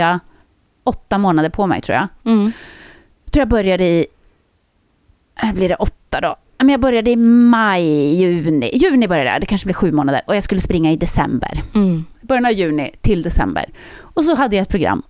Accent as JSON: {"language": "Swedish", "town": "Södertälje", "region": "Stockholm County", "country": "Sweden", "tie": "born or raised there"}